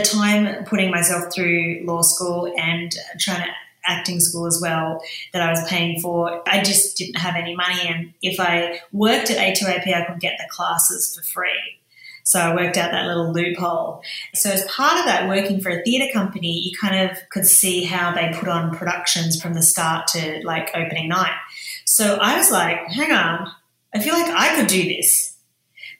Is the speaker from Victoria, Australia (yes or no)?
no; Sydney, New South Wales, Australia; moved away; my stories growing up in Sydney's western suburbs